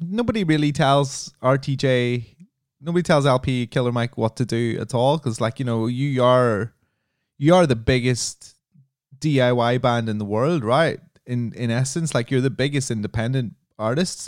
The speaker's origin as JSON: {"language": "English", "country": "Ireland", "said": "I come from Ireland"}